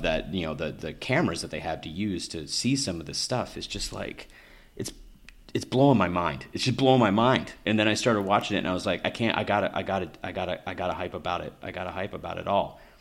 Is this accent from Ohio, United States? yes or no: no; Kentucky, United States; moved away; I grew up in Kentucky